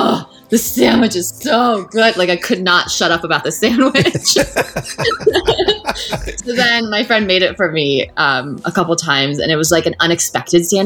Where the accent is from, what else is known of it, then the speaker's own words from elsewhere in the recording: Indiana, United States; Growing up in Indiana, ate a lot of corn